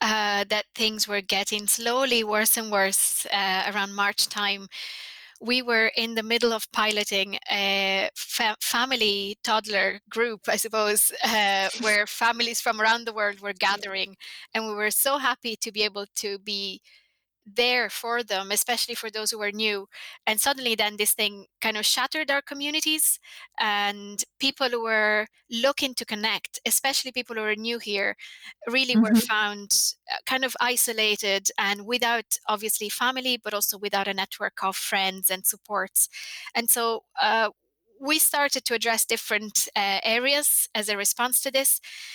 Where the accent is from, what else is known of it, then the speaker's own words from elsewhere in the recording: Italy; English is a second language; now in Ireland; I'm from Italy and I moved here quite young